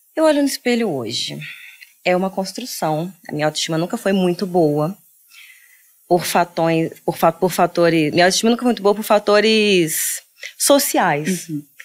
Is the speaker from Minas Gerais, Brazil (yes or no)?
yes; Minas Gerais, Brazil; now in Rio de Janeiro, Brazil; Sou mineira, hoje eu moro no Rio